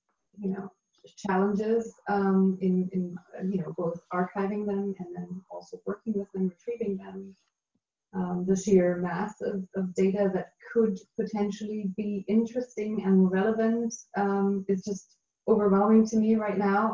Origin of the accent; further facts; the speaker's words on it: Berlin, Germany; my hometown, my city of Berlin